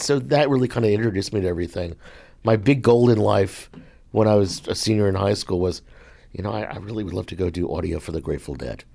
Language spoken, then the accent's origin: English; Hartsdale, New York, United States; moved away; I grew up in Westchester County, just north of New York City